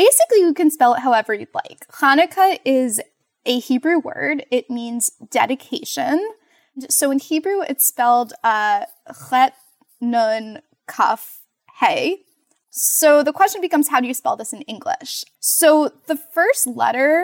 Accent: Montclair, New Jersey, United States; moved away as an adult; also born or lived in Rhode Island / Baltimore, Maryland; now in Cincinnati, United States; I grew up in New Jersey, in Montclair, New Jersey, which is a town about 12 miles from New York City

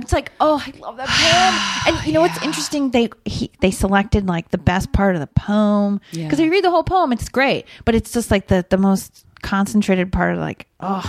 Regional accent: Rockford, Illinois, United States; when I was growing up in Rockford, I'm like, am I going to ever get out of here?

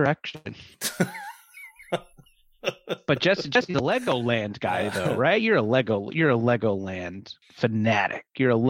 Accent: Orange County, California, United States; growing up in Orange County

